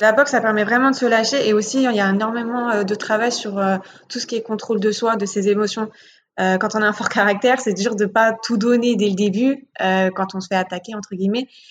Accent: Paris, Île-de-France, France; J'ai grandi à Paris dans le 18e et je suis toujours encore actuellement

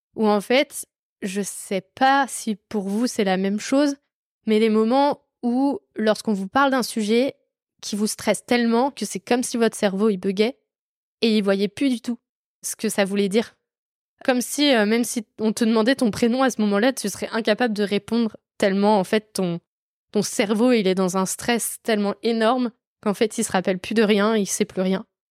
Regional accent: France; la chance que j'avais d'être française

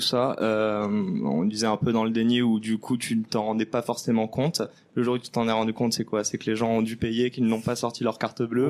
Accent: France; En tant que bon français

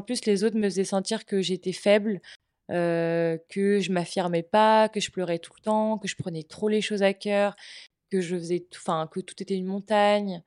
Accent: Brittany, France; now in Nantes, France; je suis bretonne

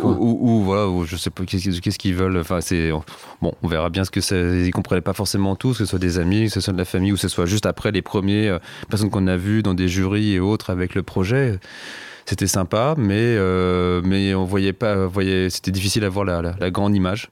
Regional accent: Savoie, Auvergne-Rhône-Alpes, France; elle s'occupait pas mal de nous, ma sœur et de moi quand on était petits en Savoie

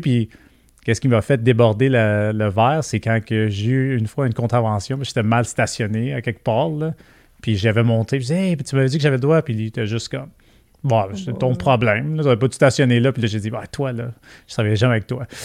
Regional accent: Quebec, Canada; accent: Québécois; On le voit dans mon accent. Je parle comme les Québécois.

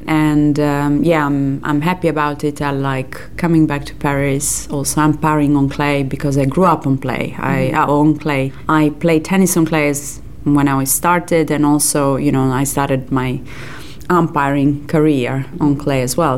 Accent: Serbia; English is a second language; I'm coming from Serbia.

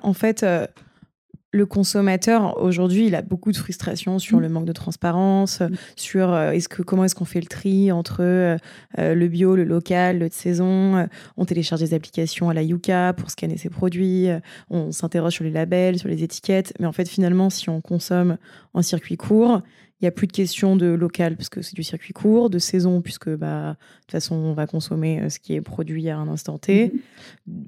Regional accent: Yvelines, Île-de-France, France; j'ai grandi dans les Yvelines

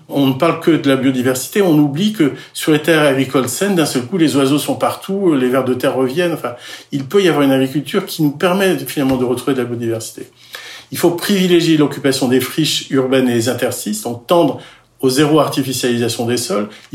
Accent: Finistère, Brittany, France; je, suis breton, je suis breton du Finistère

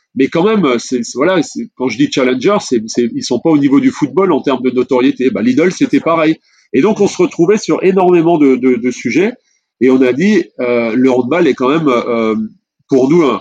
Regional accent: France; en tant que Français et, fier de l'être

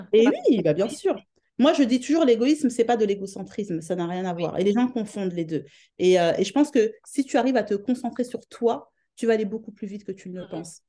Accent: France; moved away as an adult; now in London, United Kingdom; je suis de France

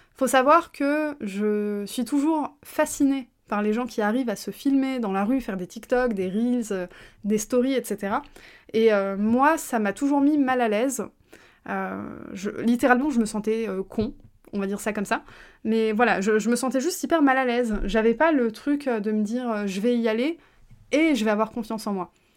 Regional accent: France; first language French; je suis née en France

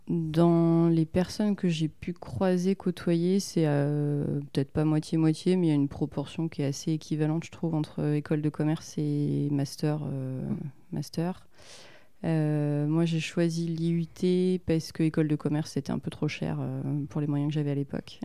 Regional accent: Rennes, Brittany, France; also born or lived in Finistère; je suis née à Rennes. j'ai vécu un peu dans le Finistère et je suis revenue à Rennes après pour les études. Donc, effectivement, famille, famille bretonne

